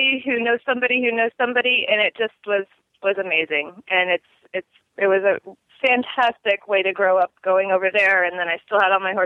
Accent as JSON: {"language": "English", "town": "Destin", "region": "Florida", "country": "United States", "tie": "born or raised there", "said": "I grew up in Destin, Florida, which is a very small town in the panhandle of Florida"}